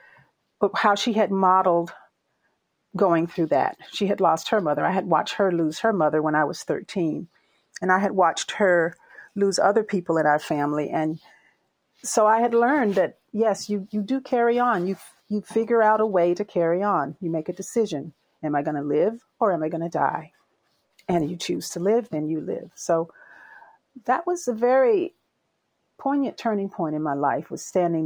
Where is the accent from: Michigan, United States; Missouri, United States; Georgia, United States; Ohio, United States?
Georgia, United States; Albany; now in California, United States; I grew up in Albany, Georgia